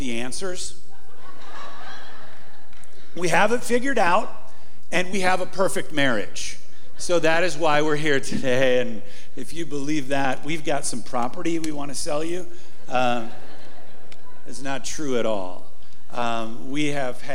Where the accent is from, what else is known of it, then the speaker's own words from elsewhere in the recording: Rockford, Illinois, United States; moved away as an adult; also born or lived in Green Bay, Wisconsin; I grew up in Rockford, Illinois